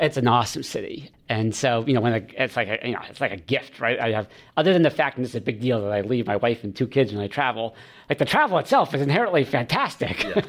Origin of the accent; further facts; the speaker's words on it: Maine, United States; moved away; I'm from Maine originally